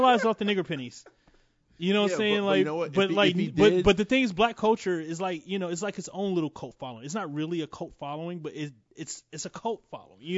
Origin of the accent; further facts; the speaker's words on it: the South, United States; I grew up in the South